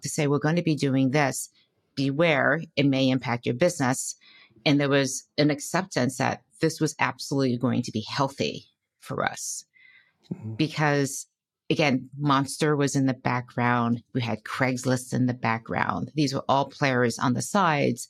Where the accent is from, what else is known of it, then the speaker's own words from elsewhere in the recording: Detroit, Michigan, United States; moved away as an adult; also born or lived in Boston / Silicon Valley, California; I grew up in Detroit, Michigan